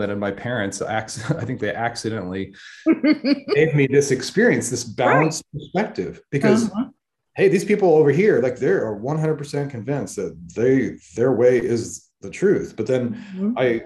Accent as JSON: {"language": "English", "region": "Northern California", "country": "United States", "tie": "born or raised there", "also_born_or_lived": "Stockton, California", "said": "I'm from Northern California. And so I lived in the valley, and when I was a place called Stockton for a while, and then we moved up to the mountains"}